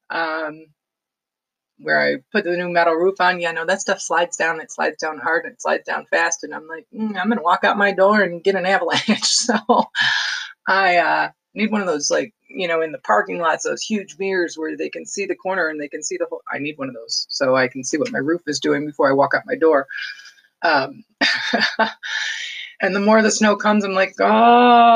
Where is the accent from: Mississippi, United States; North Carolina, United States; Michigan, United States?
Michigan, United States; Detroit; moved away; also born or lived in Highland, Michigan / Farmington Hills, Michigan / Pinckney, Michigan; I do claim it as my hometown because I was born there. I was not raised there, but I went to school there, and I lived on the outskirts